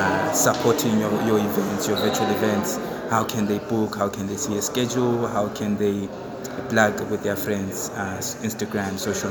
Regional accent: Bulawayo, Zimbabwe; I'm from Bulawayo, Zimbabwe.

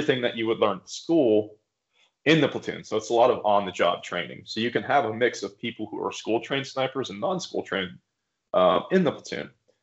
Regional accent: western Pennsylvania, United States; I grew up in kind of rural Pennsylvania on the East Coast. I grew up on the western side of the state

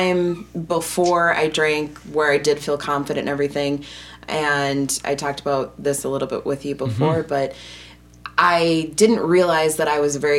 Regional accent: Wisconsin, United States; I'm from Wisconsin

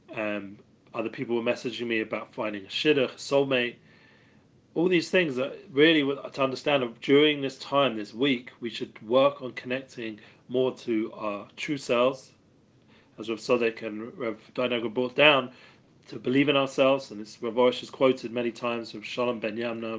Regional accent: England, United Kingdom; now in Jerusalem, Israel; I'm English.

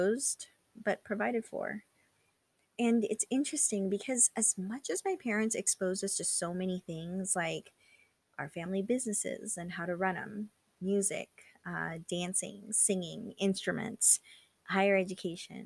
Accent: California, United States; also born or lived in Philippines; I was born in the Philippines and then moved to California when I was 4

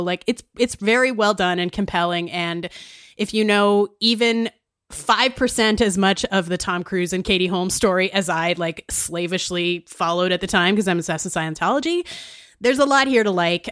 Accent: Saskatchewan, Canada; I'm from Saskatchewan

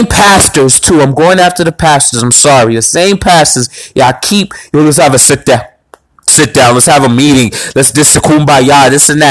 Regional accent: Boston, Massachusetts, United States; I'm from the South End.

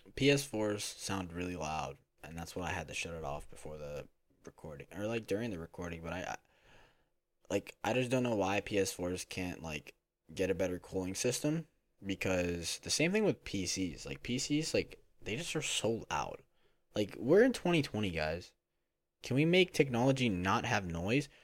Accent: Philadelphia, Pennsylvania, United States; now in Florida, United States; I'm from Philadelphia, Pennsylvania, but I live in Florida.

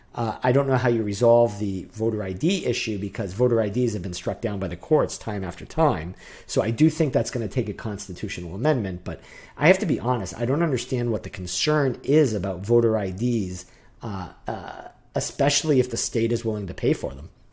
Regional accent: New Hampshire, United States; I grew up in New Hampshire.

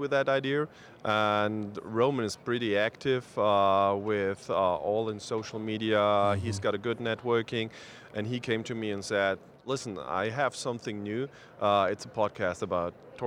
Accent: Baden-Württemberg, Germany; accent: German Swabian; English is a second language; I'm from Germany

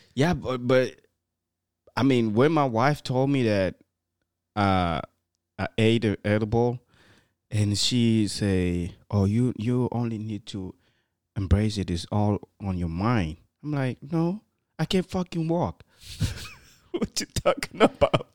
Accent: Guinea; moved away; also born or lived in Morocco; I was from Guinea, and then I have people from Cameroon, Cote d'Ivoire, all together in the same building

